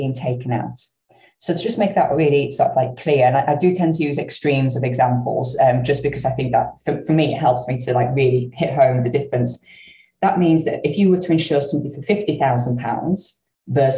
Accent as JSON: {"language": "English", "region": "the north of England", "country": "United Kingdom", "accent": "northern", "said": "my northern accent"}